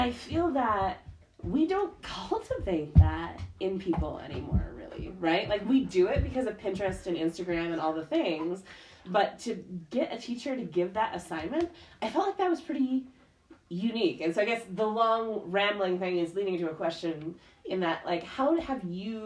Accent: Wisconsin, United States; I grew up in Wisconsin

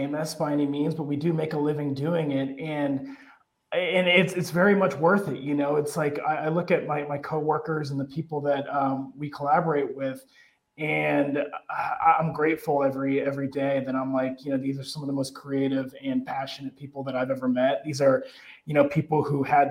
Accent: Erie, Pennsylvania, United States; moved away as an adult; also born or lived in Marshalltown, Iowa / Chicago; my hometown of Erie, Pennsylvania

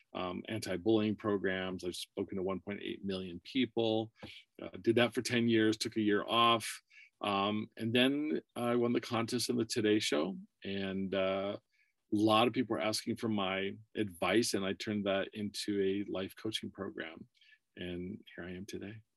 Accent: Warren, Pennsylvania, United States; moved away as an adult; also born or lived in Burbank, California / Erie, Pennsylvania; now in California, United States; I was born in California, but raised in uh, Warren, Pennsylvania. It's a very small town.

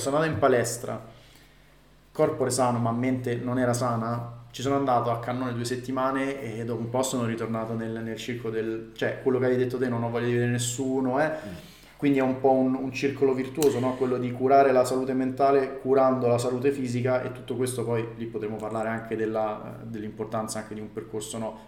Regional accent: Rome, Lazio, Italy; noi siamo cresciuti a Roma

